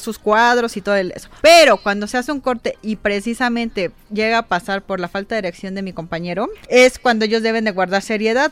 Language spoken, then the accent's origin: Spanish; Mexico; somos medio vulgarzones, somos doble sentido el mexicano